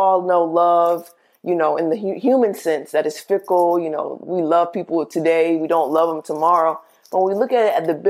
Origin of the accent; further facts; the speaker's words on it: the South, United States; I'm from the South